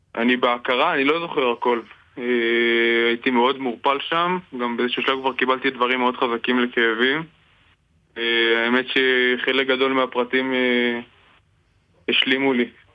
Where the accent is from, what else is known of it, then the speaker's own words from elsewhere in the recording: Kiryat Shmona, Northern District, Israel; now in Tirat Carmel, Israel; אני בארץ מקריית שמונה